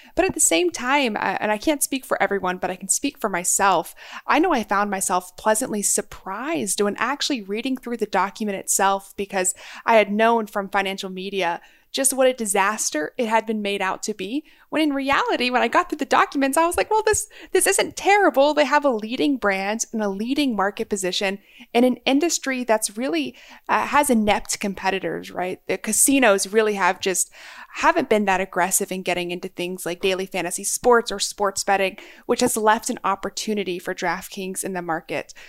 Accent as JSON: {"language": "English", "region": "Maryland", "country": "United States", "tie": "born or raised there", "said": "my home state, Maryland"}